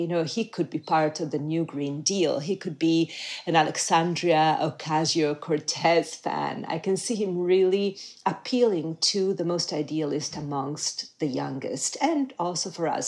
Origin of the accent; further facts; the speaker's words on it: Milan, Lombardy, Italy; moved away; I grew up in Milan in the I was a child in the 1970s